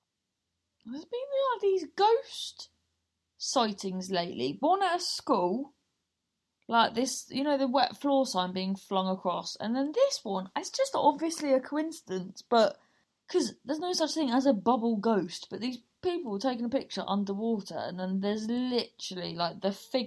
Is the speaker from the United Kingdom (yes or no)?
yes; Cornwall, South West England, United Kingdom; we grew up in Cornwall